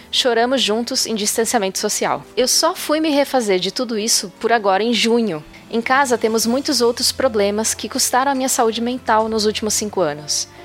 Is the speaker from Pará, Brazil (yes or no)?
yes; Pará, Brazil; now in Espírito Santo, Brazil; Desde neném, eu moro com os meus padrinhos de batismo e somos do Pará. O ponto é que há 10 anos saímos de lá e viemos para o Espírito Santo.